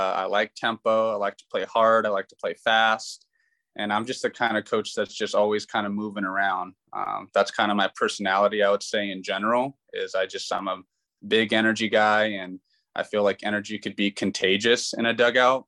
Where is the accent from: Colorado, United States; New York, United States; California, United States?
California, United States; Southern; Born and raised in Southern California